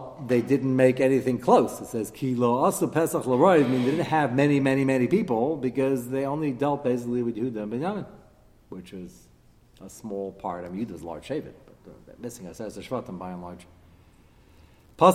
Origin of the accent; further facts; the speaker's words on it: United States; as an American